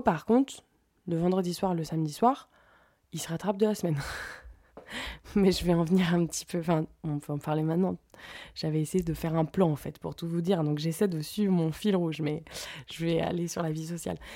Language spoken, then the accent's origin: French; France; moved away as an adult; now in Sweden; en tant que Française